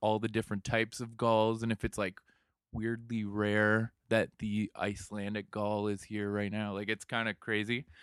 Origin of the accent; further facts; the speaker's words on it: London, Ontario, Canada; From the great London, Ontario